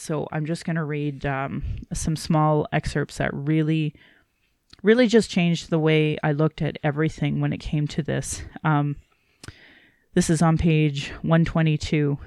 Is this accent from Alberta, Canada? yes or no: yes; Calgary, Alberta, Canada; I was born in Calgary